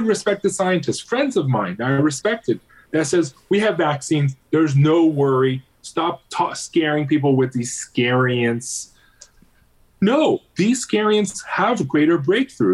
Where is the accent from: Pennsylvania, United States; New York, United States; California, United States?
Pennsylvania, United States; my home district where I grew up in Pennsylvania